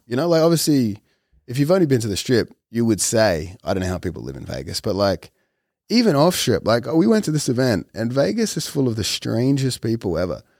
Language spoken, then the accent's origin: English; Australia; moved away; as an Australian amongst Americans